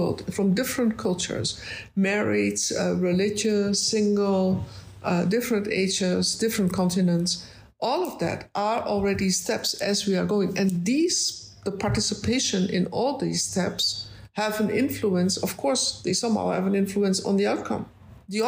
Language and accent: English; Netherlands; I'm from the Netherlands.